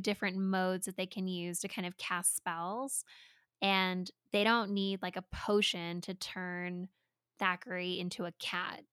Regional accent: California, United States; now in Colorado, United States; as a California transplant into Colorado, people don't really seem that impressed that I'm from California

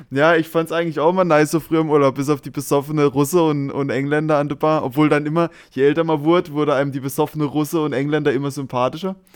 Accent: Germany; vermutlich komme ich natürlich als Deutscher auch so ein bisschen rüber

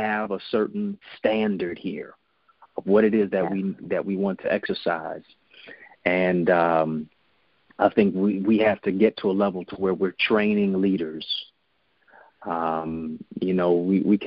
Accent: Detroit, Michigan, United States; I'm from Detroit, so we say what up, though.

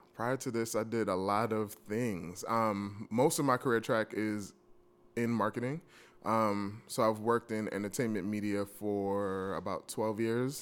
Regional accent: New York, United States; I'm from New York

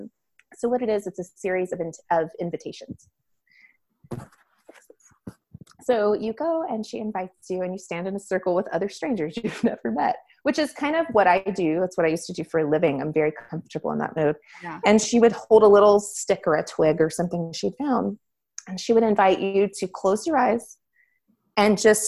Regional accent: Florida, United States; moved away as an adult; I grew up in Florida on the beach

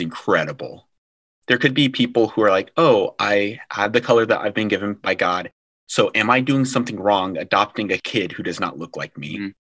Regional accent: Illinois, United States; also born or lived in Chicago; I am from Illinois. I was adopted, spent the first nine years of my life in foster care, but I was adopted from Southside Chicago and I was raised by a loving, godly white family on a pig farm in the middle of Illinois near Champaign

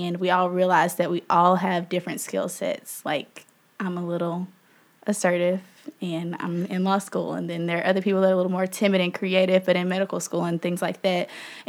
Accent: Memphis, Tennessee, United States; I am from Memphis, Tennessee, born and raised. I went to undergrad in Memphis at this little bitty Catholic school called Christian Brothers University.

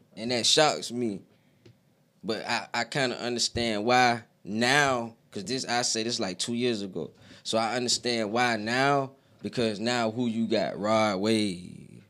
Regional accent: Aiken, South Carolina, United States; now in Greenville, United States; I'm from Aiken

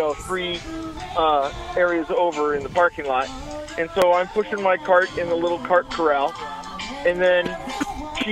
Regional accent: Chicago, Illinois, United States; my hometown here

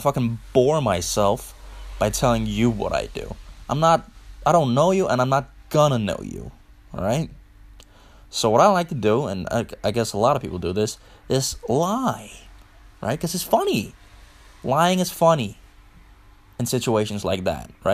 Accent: Funen, Southern Denmark, Denmark; accent: Funish; English is a second language; I'm from Denmark, and I live in Denmark, right? Always did

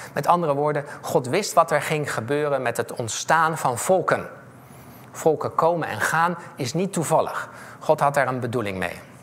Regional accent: The Hague, South Holland, Netherlands; also born or lived in Wageningen; ik ben opgegroeid in Scheveningen

